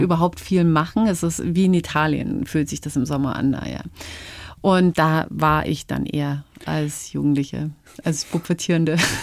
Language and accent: German; Upper Palatinate, Bavaria, Germany; also born or lived in Canada; Geprägt haben mich meine Kindheit auf dem Oberpfälzer Dorf